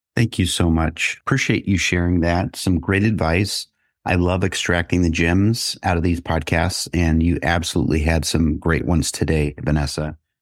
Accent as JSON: {"language": "English", "town": "Kansas City", "country": "United States", "tie": "born or raised there", "said": "I'm back in my hometown of Kansas City"}